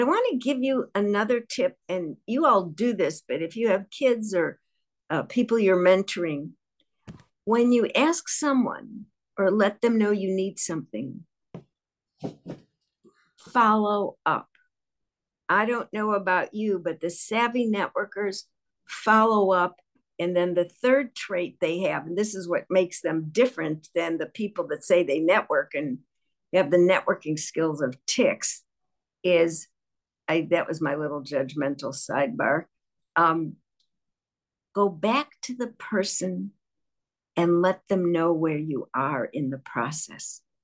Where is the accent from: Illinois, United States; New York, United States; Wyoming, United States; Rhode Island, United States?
Illinois, United States; Chicago; I'm from Chicago, and our downtown was called The Loop.